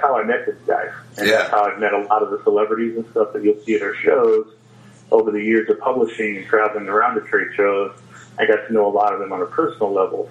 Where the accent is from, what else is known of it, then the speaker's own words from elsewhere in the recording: Kansas City, Missouri, United States; KC's my hometown